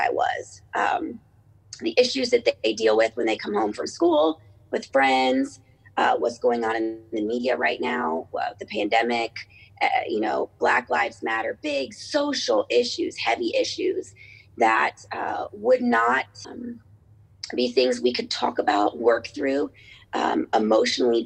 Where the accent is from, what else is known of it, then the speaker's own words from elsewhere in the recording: Cincinnati, Ohio, United States; I am from Cincinnati, Ohio.